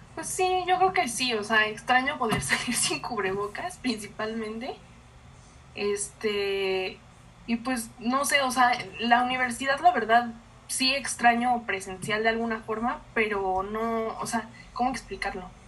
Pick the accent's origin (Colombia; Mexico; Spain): Mexico